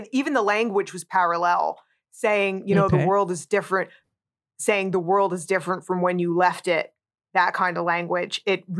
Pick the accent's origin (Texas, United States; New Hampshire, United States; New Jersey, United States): New Jersey, United States; moved away; being born and raised in New Jersey, it's a place you drive through, not a place you drive to.